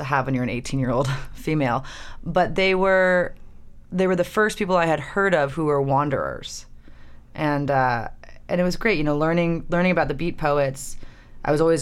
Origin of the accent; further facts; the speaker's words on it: Palo Alto, California, United States; moved away; also born or lived in New York City; I was raised in Palo Alto, but I just moved here from New York City